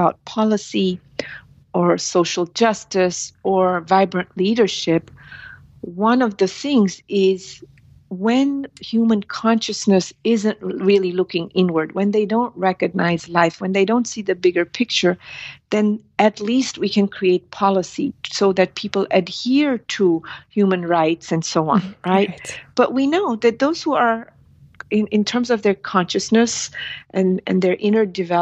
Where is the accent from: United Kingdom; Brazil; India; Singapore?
India; moved away; I'm from India